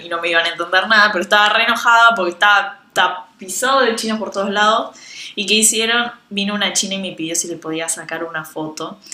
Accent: Argentina

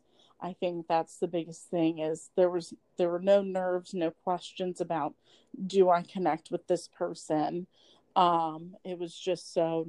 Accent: Polk County, Florida, United States; I'm from Polk County.

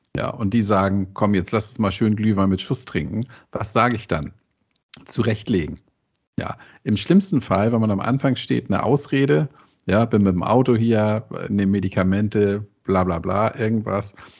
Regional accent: Hamburg, Germany; accent: leichter Hamburger Einschlag (light Hamburg accent); als Hamburger

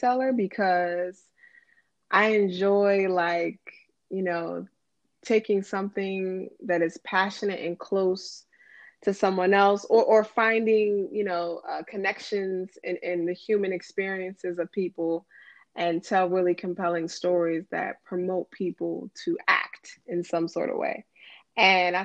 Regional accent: Silver Spring, Maryland, United States; moved away as an adult; also born or lived in Washington, D.C.; now in Chicago, United States; I was born and raised in Silver Spring, Maryland

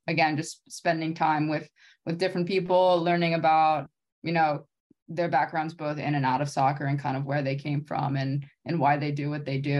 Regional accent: Maryland, United States; now in California, United States; I live in California now, but I'm originally from Maryland. Grew up in Maryland, did all my schooling like in Maryland and on the East Coast.

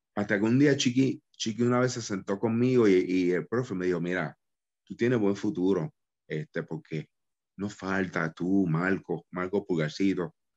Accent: Dorado, Puerto Rico; Rey, González y yo somos de Dorado

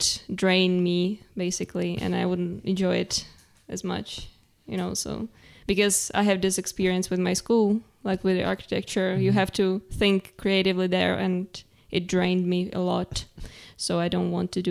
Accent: Prague, Czechia; English is a second language; also born or lived in Ukraine; I grew up like in Prague

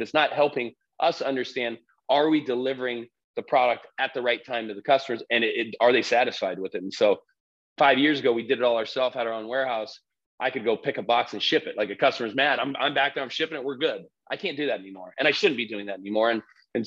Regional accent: Southern California, United States; we grew up here in Southern California

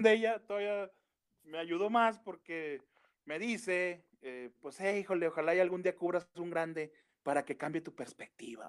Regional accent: Comarca Lagunera, Mexico; somos laguneros todos

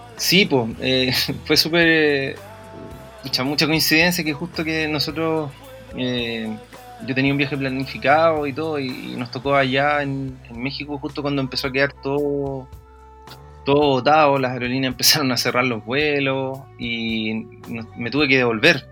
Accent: Valparaíso, Chile; nosotros somos de ahí, de Playa Ancha. Eh, nacido y criado en, en, en Playa Ancha

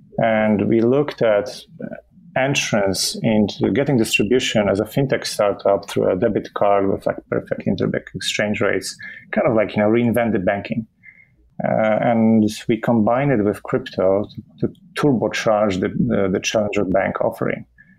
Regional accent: Poland; that was a different country in the 80s still, you know, before we switched to a democracy. So it was an interesting upbringing

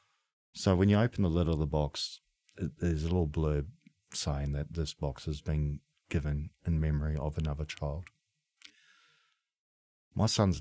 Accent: New Zealand; moved away; I'm from New Zealand

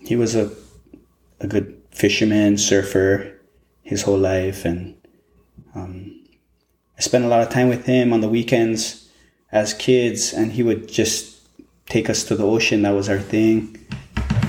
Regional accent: Hilo, Hawaii, United States; we grew up in Kilkaha, which is right next to the ocean. So it was a family thing, and we'd spend summers at the Puhi Bay

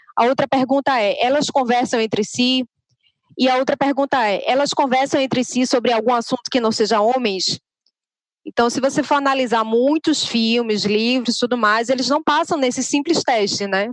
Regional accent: Recife, Pernambuco, Brazil; accent: nordestino; eu sou de Recife, eu falo Recife.

